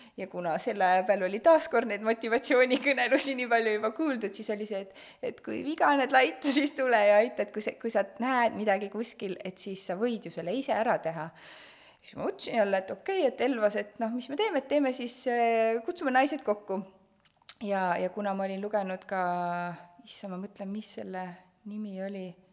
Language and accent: Estonian; Estonia; me oleme Eestist